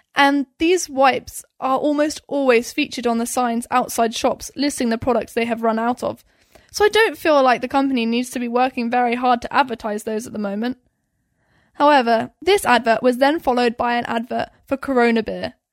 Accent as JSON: {"language": "English", "country": "United Kingdom", "moved": "yes", "lives_now": "United States", "said": "as a Brit"}